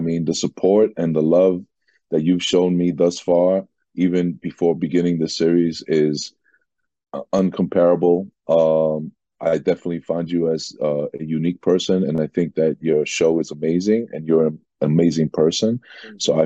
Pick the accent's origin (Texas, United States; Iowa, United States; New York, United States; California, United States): New York, United States; New York City; also born or lived in Jackson Heights, Queens; I'm a New Yorker, native New Yorker, born and raised in Queens and Corona, Queens, and then moved to Jackson Heights.